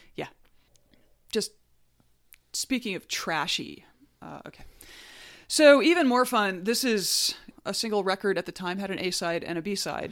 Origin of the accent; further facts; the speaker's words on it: North Alabama, United States; I grew up in North Alabama